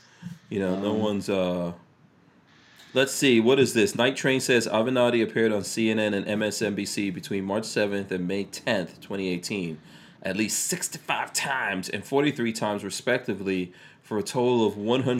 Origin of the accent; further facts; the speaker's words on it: New York, United States; I'm a New Yorker. I grew up with Trump.